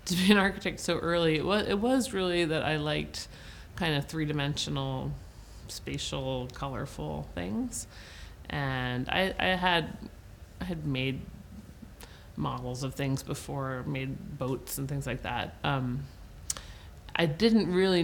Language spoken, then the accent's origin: English; Cambridge, Massachusetts, United States; I grew up in Cambridge, Massachusetts, which is a sort of part of Boston